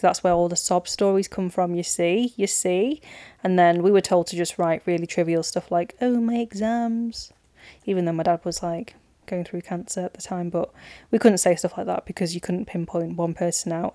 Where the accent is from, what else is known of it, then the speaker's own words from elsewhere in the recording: Manchester, North West England, United Kingdom; I'm from Manchester